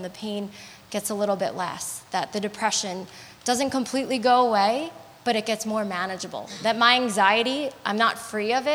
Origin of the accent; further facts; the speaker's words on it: New York, United States; being a New Yorker